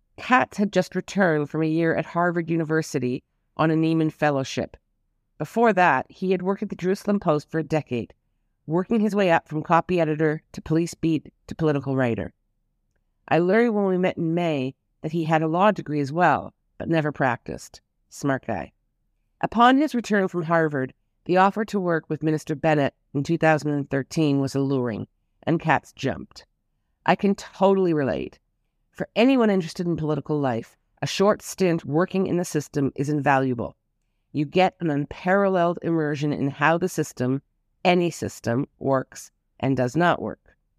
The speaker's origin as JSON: {"language": "English", "town": "Toronto", "region": "Ontario", "country": "Canada", "tie": "born or raised there", "moved": "yes", "lives_now": "Israel", "said": "I flew back and spent several weeks in my hometown"}